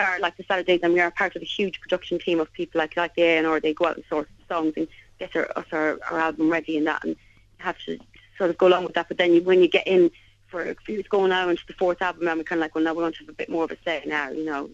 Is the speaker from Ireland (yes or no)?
yes; Limerick, Munster, Ireland; I'm Munster girl. I was born in Limerick, born down the road from Thomond Park